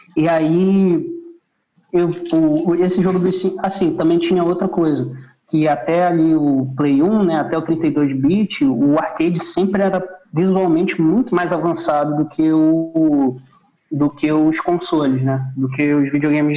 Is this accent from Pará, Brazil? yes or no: yes; Belém, Pará, Brazil; moved away; also born or lived in Rio de Janeiro / Fortaleza; eu nasci no Rio, mas eu me mudei com 4, 5 anos. Eu fui para Belém.